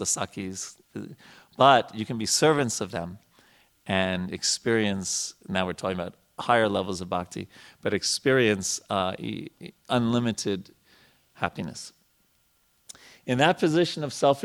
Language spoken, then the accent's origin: English; United States; when I grew up in America